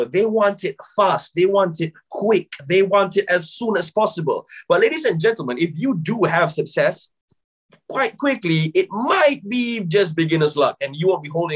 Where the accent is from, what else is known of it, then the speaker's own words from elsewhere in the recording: Malaysia; now in United Kingdom; I'm originally from Malaysia, yeah. But right now I'm based in the UK.